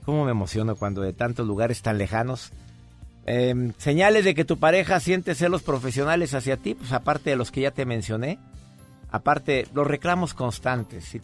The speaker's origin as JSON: {"language": "Spanish", "region": "Tacna", "country": "Peru", "said": "yo soy de Perú, de Tacna."}